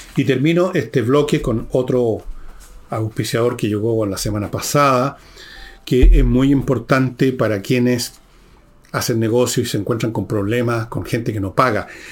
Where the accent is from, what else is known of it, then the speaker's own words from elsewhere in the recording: Chile; todos nacimos en el Chile o nos hicimos chilenos